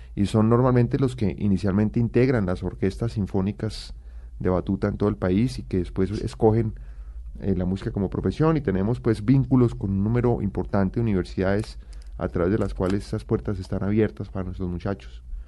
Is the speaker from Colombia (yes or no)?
yes; Colombia